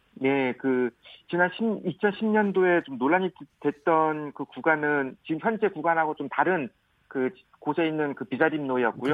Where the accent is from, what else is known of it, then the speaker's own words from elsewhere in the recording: Seongsan-eup, Jeju, South Korea; 제 제 고향이 지금 고, 성산읍이고 부모님도 다 그쪽에 계셔가지고